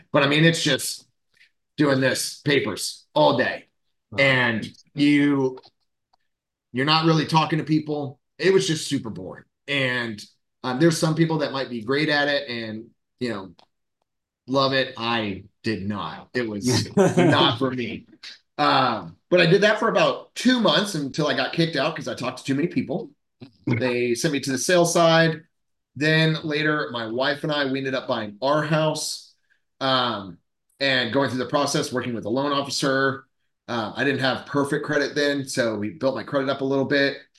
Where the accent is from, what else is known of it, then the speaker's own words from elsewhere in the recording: Central Florida, United States; born and raised in Florida, Central Florida, uh, my whole life.